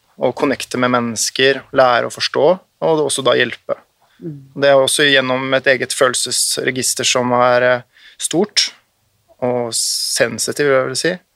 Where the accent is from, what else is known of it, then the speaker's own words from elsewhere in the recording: Oslo, Norway; accent: bokmål dialect with uvular r; also born or lived in Nordfjord / Austevoll; så flyttet vi etter jeg var rundt fem-seks år, til Oslo. Eh, og det husker jeg veldig godt, som et stort skifte. kom jo da med Eidsvolls-dialekt og anpasset meg ganske kjapt, ganske ubevisst, tror jeg, over til bokmålsdialekt, men med skarrieren fortsatt intakt